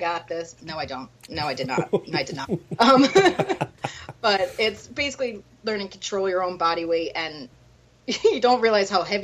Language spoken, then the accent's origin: English; Philadelphia, Pennsylvania, United States; I'm from Philly